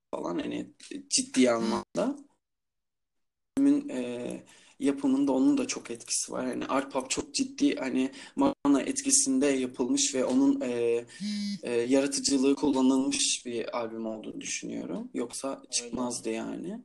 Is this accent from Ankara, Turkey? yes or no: no; Istanbul, Turkey; also born or lived in İzmir